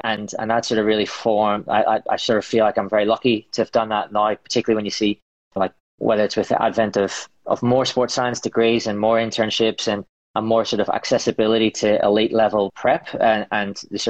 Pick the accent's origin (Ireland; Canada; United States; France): Ireland; Yeah, I guess it's sharing or social.